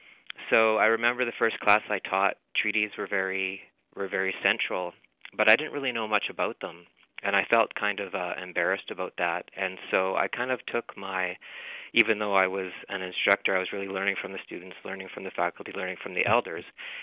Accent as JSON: {"language": "English", "town": "Saskatoon", "region": "Saskatchewan", "country": "Canada", "tie": "born or raised there", "also_born_or_lived": "Peterborough, Ontario", "said": "I'm from Saskatoon. I grew up in Saskatoon. I'm a non-Indigenous person"}